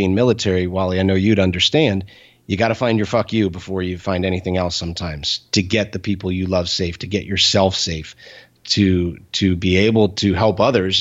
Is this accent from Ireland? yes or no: yes; Ireland; I'm Irish